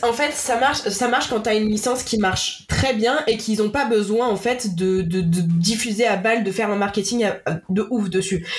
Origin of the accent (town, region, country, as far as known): France